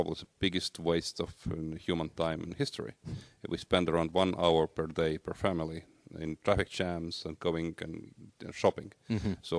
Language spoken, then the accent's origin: English; Estonia; English is a second language; Yeah, so that explains my strange accent.